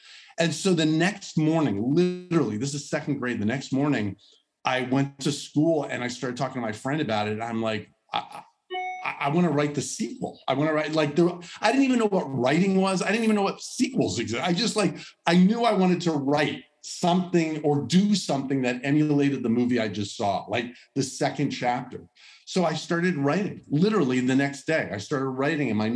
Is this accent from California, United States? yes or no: yes; Los Angeles, California, United States; Los Angeles, Woodland Hills, California, San Fernando Valley. I grew up there, went to El Camino Real High School in Woodland Hills